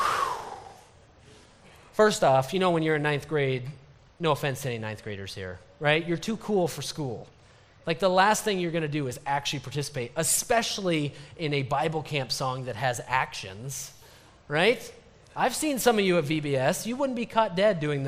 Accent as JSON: {"language": "English", "town": "Story City", "region": "Iowa", "country": "United States", "tie": "born or raised there", "said": "I worked at a camp just up the road near my hometown, Story City, Iowa"}